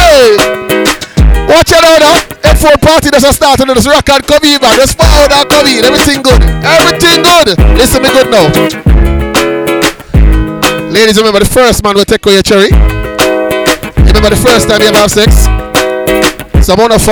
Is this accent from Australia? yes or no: no; London, United Kingdom; I'm from London